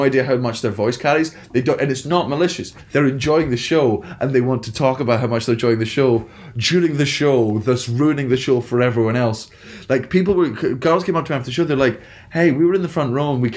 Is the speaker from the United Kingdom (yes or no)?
yes; United Kingdom; As a British person growing up watching an American comedy